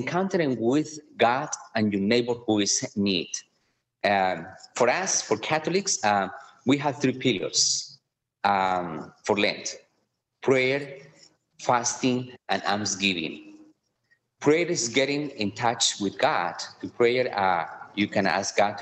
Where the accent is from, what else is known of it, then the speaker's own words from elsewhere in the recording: Colombia; English is a second language; moved away as an adult; also born or lived in Connecticut, United States; now in Kansas City, United States; I am from Colombia, from the beautiful country of Colombia in South America.